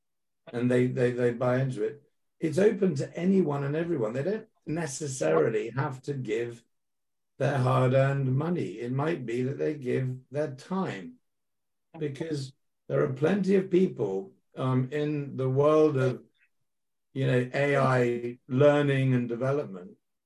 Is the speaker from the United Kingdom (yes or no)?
yes; United Kingdom; I'm a British guy.